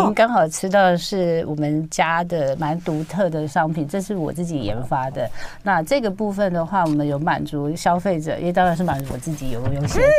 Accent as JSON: {"language": "Chinese", "country": "Taiwan", "also_born_or_lived": "France", "said": "那就先回台湾好了。"}